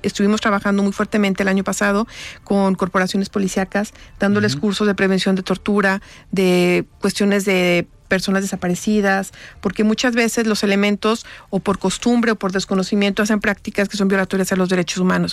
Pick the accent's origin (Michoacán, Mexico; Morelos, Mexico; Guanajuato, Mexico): Guanajuato, Mexico; moved away as an adult; also born or lived in Jalisco; now in Guadalajara, Mexico; Yo no soy de Jalisco, yo soy de Guanajuato. Yo me vine a estudiar aquí